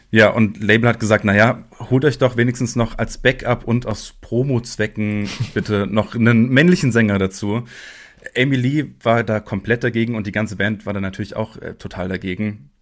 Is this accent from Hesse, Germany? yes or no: yes; Frankfurt am Main, Hesse, Germany; Ich komme ja hier aus Frankfurt